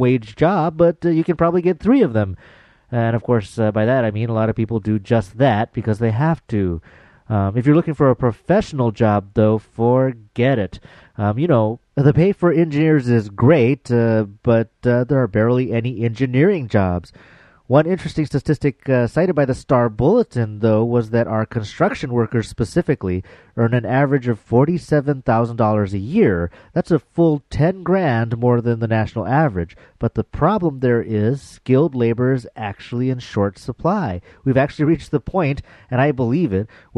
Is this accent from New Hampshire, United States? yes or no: no; Hawaii, United States; as a misguided Hawaiian, as one Hawaiian studies professor called me